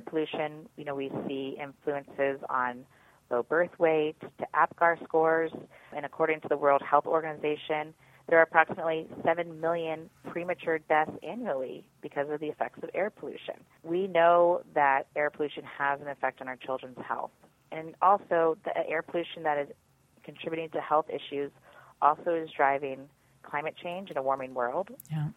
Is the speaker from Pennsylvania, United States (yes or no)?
yes; Pennsylvania, United States; my home state of Pennsylvania